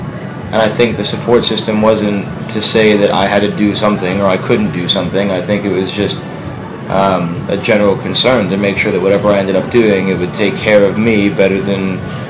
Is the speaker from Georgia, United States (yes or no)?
no; Ridgewood, New Jersey, United States; born or raised there